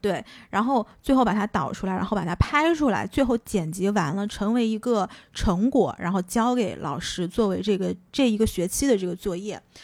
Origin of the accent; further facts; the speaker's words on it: China; moved away as an adult; also born or lived in United States; 作为一个中国人